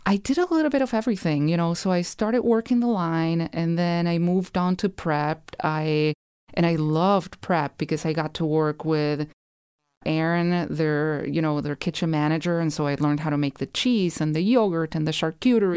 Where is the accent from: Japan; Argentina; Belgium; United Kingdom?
Argentina; Rosario, Santa Fe; moved away as an adult; now in St. Paul, United States; I grew up in Rosario